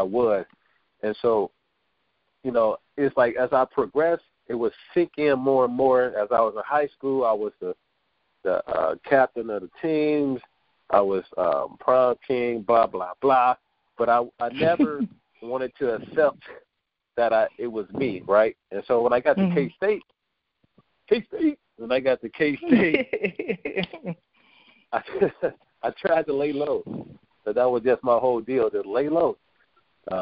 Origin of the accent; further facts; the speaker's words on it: Gary, Indiana, United States; I grew up in Gary, Indiana.